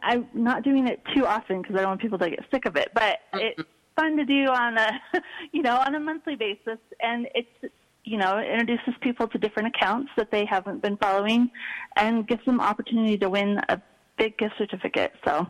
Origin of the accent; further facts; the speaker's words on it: Pacific Northwest, United States; it reminded me a lot of growing up in the Pacific Northwest, so that's where it came from.